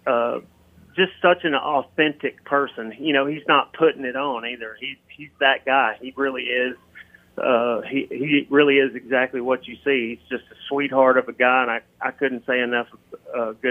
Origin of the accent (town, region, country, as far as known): Memphis, Tennessee, United States; born or raised there